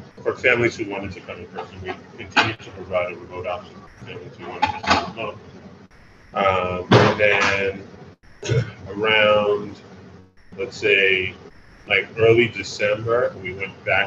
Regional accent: New York City, New York, United States; also born or lived in Nigeria; I grew up in Brooklyn

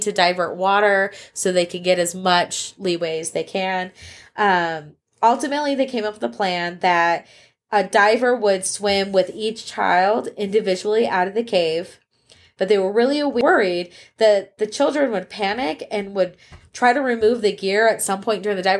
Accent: United States; as an American

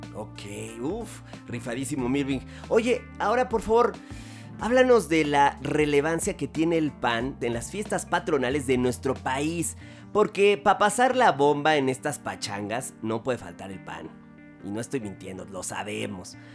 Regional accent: Mexico; nosotros los mexicanos unos hijos del maíz

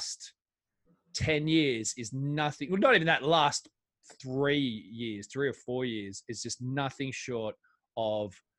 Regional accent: Australia; now in England; my home country of Australia

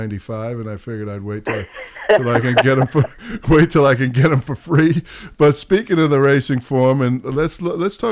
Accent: New York, United States; accent: New York; my New York accent

